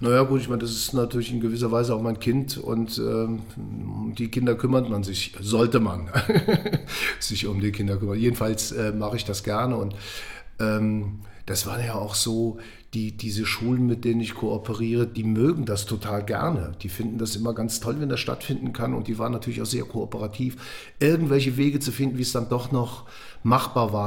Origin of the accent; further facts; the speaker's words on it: Eifel, Germany; now in Frankfurt, Germany; ich bin in der Eifel groß geworden